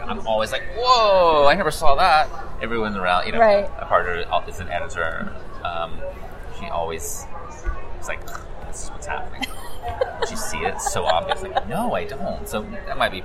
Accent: Statesville, North Carolina, United States; I grew up in Statesville, North Carolina.

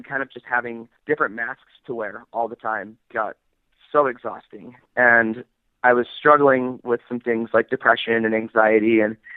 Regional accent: Salt Lake City, Utah, United States; I'm from Salt Lake City, Utah. Growing up here was kind of interesting.

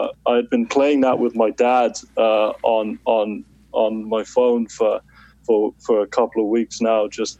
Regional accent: Wales, United Kingdom; moved away as an adult; now in Romania; I'm from Wales. I moved out here in February

